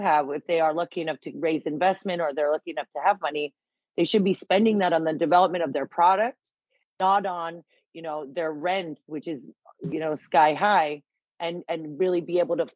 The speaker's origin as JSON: {"language": "English", "country": "United States", "also_born_or_lived": "Manchester / London", "moved": "as an adult", "lives_now": "Birmingham, United Kingdom", "said": "as an American who chose to be here"}